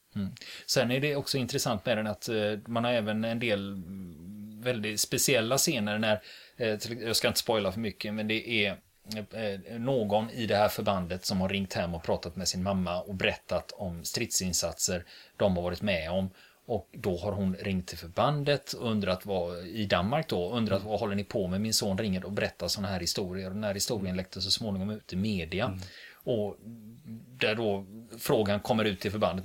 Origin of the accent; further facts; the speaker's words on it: Sweden; vi svenskar